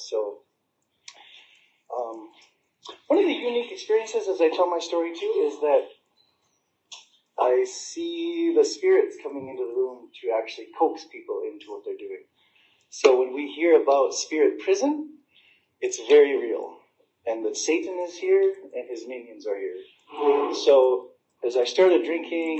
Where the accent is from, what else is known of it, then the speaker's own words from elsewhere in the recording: United States; I grew up on the Indian reservation